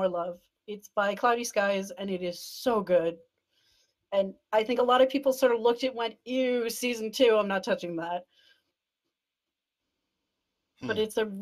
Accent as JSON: {"language": "English", "country": "Canada", "said": "I'm Canadian"}